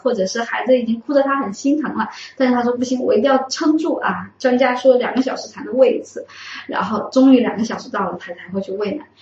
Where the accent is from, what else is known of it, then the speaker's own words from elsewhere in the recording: Wuhan, Hubei, China; 我们武汉的方言